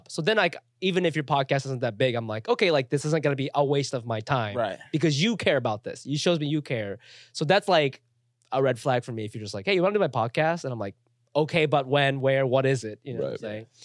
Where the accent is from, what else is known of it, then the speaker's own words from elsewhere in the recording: Chiba, Japan; Like I'm from Chiba, Japan."